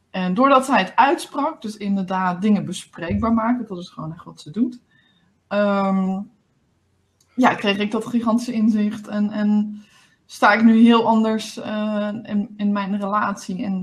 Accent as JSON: {"language": "Dutch", "region": "Limburg", "country": "Netherlands", "said": "ik, kom, ik kom uit Limburg, dat is mijn spraakgebrek."}